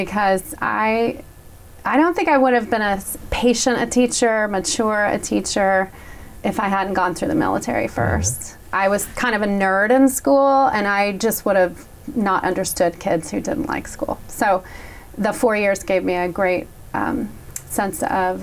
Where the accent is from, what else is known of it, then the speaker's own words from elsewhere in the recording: Kentucky, United States; moved away as an adult; also born or lived in Panama Canal Zone / Memphis, Tennessee; now in Franklin, United States; I was raised in Kentucky